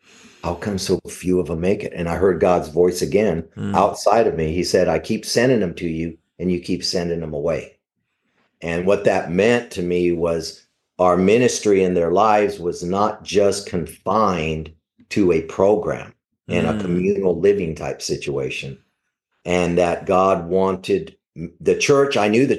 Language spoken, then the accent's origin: English; Savannah, Georgia, United States; I grew up in Savannah. I grew up in a tough neighborhood.